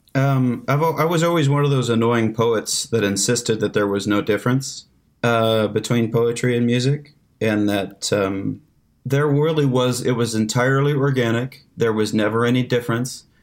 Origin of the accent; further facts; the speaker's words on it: the Ozarks, United States; I was like, "The Ozarks."